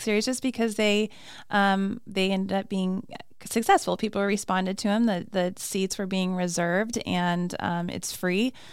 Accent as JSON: {"language": "English", "town": "Flagstaff", "region": "Arizona", "country": "United States", "also_born_or_lived": "Phoenix, Arizona", "said": "I'm originally from Flagstaff"}